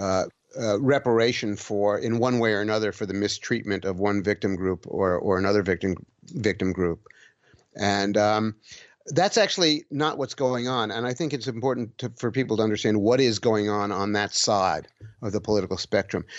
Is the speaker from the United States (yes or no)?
yes; New York City, New York, United States; also born or lived in Long Island / New Hampshire; now in near Saratoga, United States; I was born and raised in New York City. I had a three-year interlude in the Long Island suburbs. And then my parents busted up and I moved back into Manhattan and was raised there